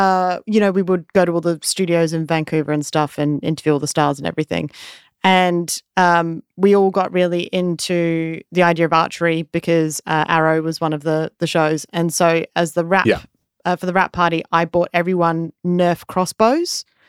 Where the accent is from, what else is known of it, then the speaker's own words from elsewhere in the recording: Australia; I grew up in Australia, we say pants meaning trousers.